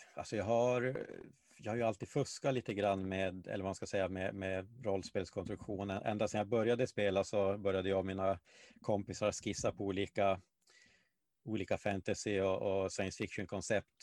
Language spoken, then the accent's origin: Swedish; Malmberget, Norrbotten County, Sweden; moved away; jag växte upp i Gällivare, eh, eller Malmberget då, eh, till, till stor